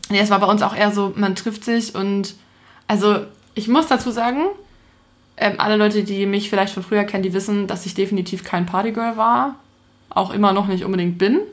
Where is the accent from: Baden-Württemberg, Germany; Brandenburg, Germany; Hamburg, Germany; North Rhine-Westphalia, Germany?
Hamburg, Germany; ich bin ja mitten in der Stadt groß geworden